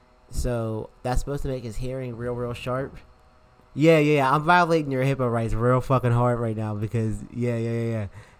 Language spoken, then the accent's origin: English; Wilkes-Barre, Pennsylvania, United States; moved away; I hated growing up in Wilkes-Barre, yo.